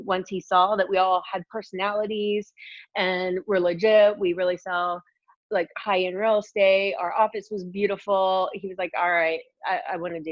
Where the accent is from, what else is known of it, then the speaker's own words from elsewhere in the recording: Indiana, United States; moved away as an adult; now in Los Angeles, United States; I'm from Indiana.